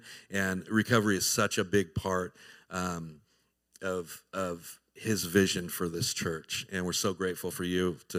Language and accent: English; Southern California, United States; moved away as an adult; now in Tennessee, United States; I was born and raised in Southern California, grew up a heathen